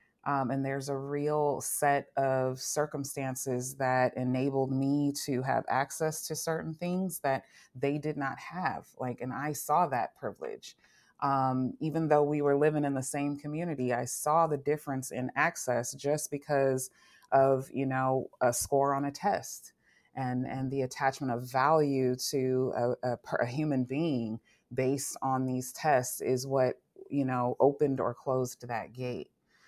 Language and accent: English; Long Beach, California, United States; I grew up in Long Beach, California.